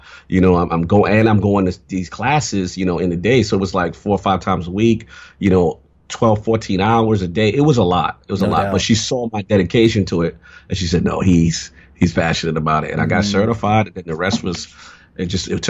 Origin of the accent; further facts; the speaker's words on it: New York City, New York, United States; I grew up in the South Bronx.